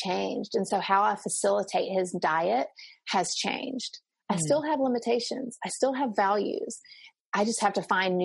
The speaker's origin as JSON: {"language": "English", "region": "the South", "country": "United States", "said": "I'm Southerner, so we say ma'am and sir"}